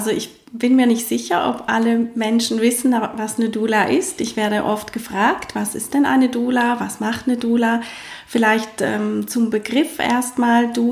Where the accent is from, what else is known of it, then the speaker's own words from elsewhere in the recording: Switzerland; ähm, vermehrt, wie bei uns in der Schweiz.